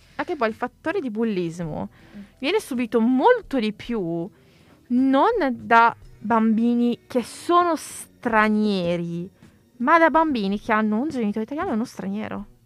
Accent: Italy; sono italiana, sono nata in Italia, sono italiana

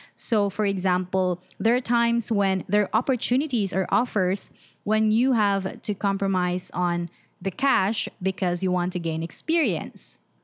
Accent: Philippines; I'm from the Philippines

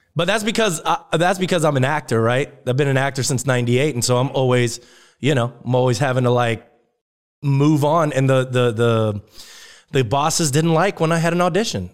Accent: Germany; moved away; I grew up in Germany

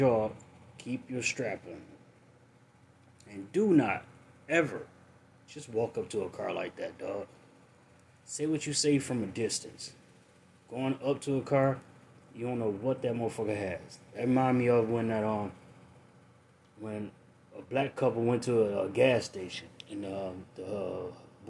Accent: United States; as an American

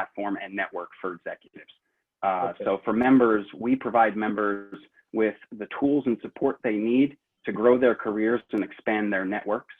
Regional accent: New York City, New York, United States; I grew up in South Brooklyn to a working class family

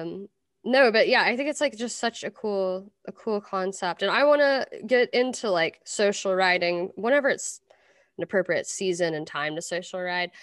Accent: Versailles, Kentucky, United States; moved away; also born or lived in Lexington, Kentucky; I grew up in Versailles

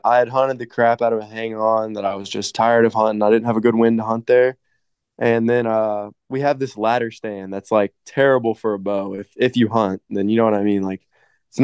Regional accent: Floyd County, Indiana, United States; I was raised out in Floyd County, so I mean, it's pretty small town, and a lot of people hunt out here

